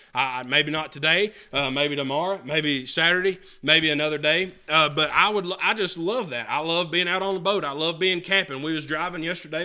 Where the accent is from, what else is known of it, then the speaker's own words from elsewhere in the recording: the mountains of North Carolina, United States; I grew up in North Carolina.